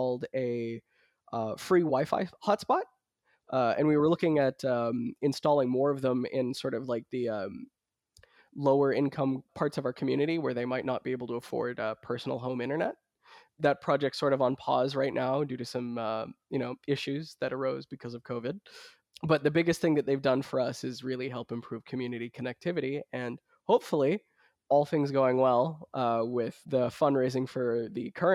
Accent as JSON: {"language": "English", "region": "North Shore of New Brunswick", "country": "Canada", "tie": "born or raised there", "said": "I grew up in the North Shore of New Brunswick."}